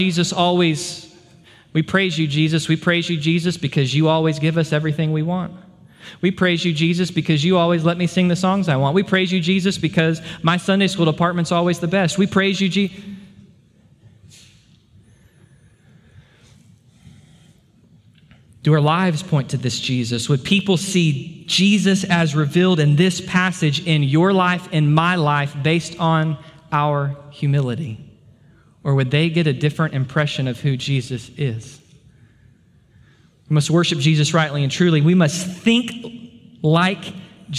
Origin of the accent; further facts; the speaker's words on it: United States; we as American believers